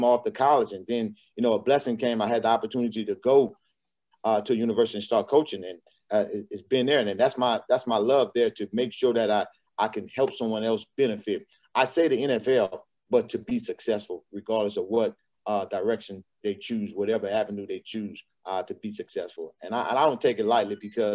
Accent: Louisiana, United States; also born or lived in Arkansas; now in Texas, United States; I'm from Louisiana

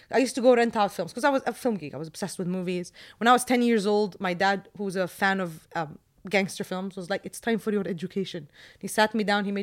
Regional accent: Jordan; This was the case when I was growing up in Jordan.

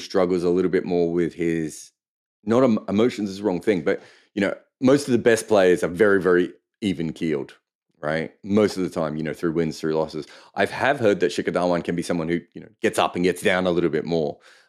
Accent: Melbourne, Victoria, Australia; Yeah, I mean, I grew up in Melbourne, and there were so many Croatian and Serbian people.

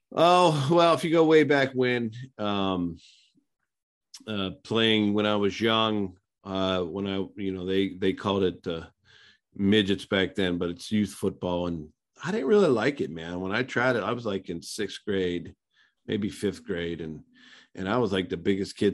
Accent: small town outside of Pittsburgh, Pennsylvania, United States; moved away as an adult; also born or lived in Tulsa, Oklahoma; I came from a small town outside of Pittsburgh, Pennsylvania

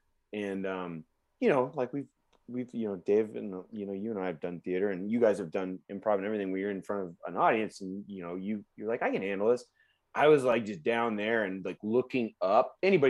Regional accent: Northern California, United States; I grew up in Northern California.

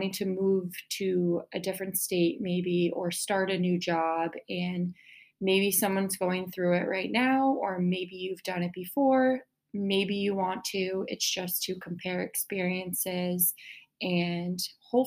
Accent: New York, United States; moved away as an adult; now in Miami, United States; I am originally from New York and I just came down here for two different jobs

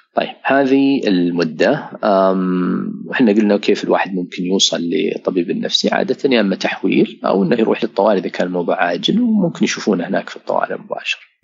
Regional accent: Saudi Arabia; عندنا في السعوديه

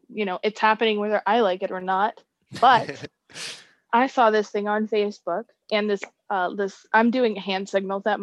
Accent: Ohio, United States; I'm from Ohio

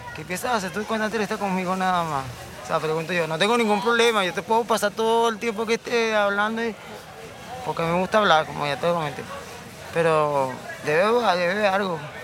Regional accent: Venezuela; somos venezolanos los dos

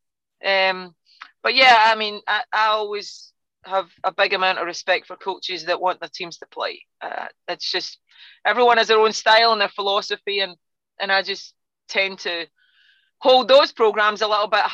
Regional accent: Scotland, United Kingdom; now in United States; you can tell by my accent, I'm not from Texas, you know. In Scotland, we're used to being the underdogs

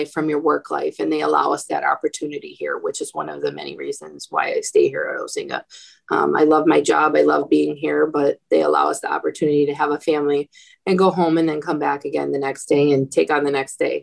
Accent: Midwest, United States; now in Chicago, United States; I'm from the Midwest.

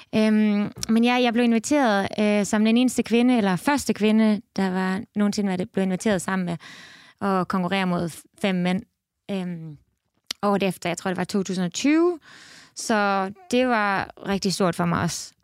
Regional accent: Esbjerg, Southern Denmark, Denmark; moved away as an adult; now in Canada; jeg er født og opvokset i Esbjerg

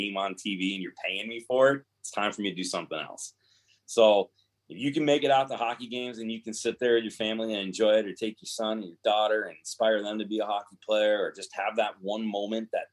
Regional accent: Detroit, Michigan, United States; I grew up in Detroit with, you know, not a lot of money

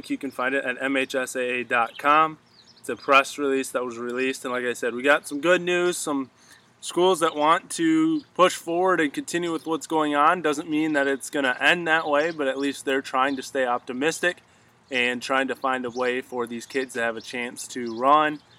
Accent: Michigan, United States; my home state of Michigan

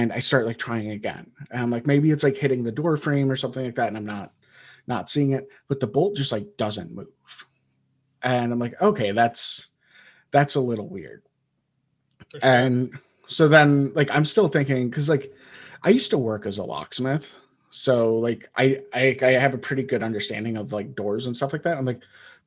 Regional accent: Wisconsin, United States; I grew up in Wisconsin.

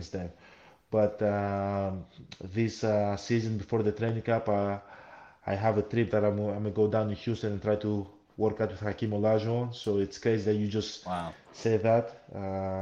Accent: Greece; also born or lived in Nigeria (ancestry); I was born in Greece

